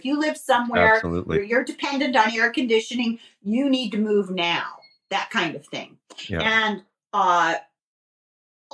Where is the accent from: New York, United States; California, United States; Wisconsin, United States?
California, United States; Southern; I grew up in Southern California. And although I grew up along the coast in a moderate climate